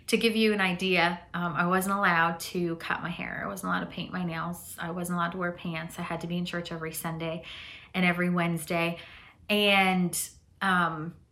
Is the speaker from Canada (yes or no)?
yes; southwestern Ontario, Canada; also born or lived in Chihuahua, Mexico; I grew up in southwestern Ontario. That's where my family moved to when we moved from Mexico.